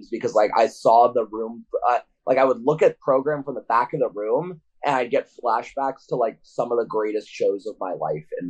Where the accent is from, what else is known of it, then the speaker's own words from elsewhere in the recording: Orange County, California, United States; now in Providence, United States; growing up in Orange County